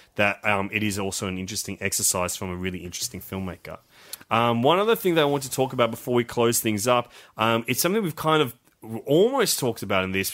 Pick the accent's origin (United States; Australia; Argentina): Australia; as Australian